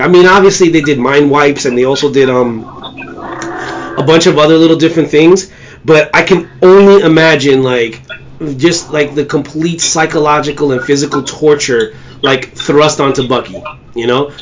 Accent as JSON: {"language": "English", "region": "New York", "country": "United States", "said": "as a New Yorker"}